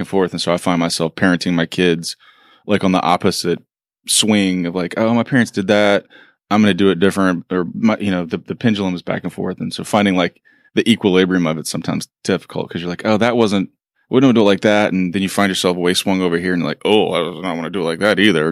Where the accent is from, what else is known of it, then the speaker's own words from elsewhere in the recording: Beaumont, Texas, United States; Beaumont, but sorry, it's a little tiny town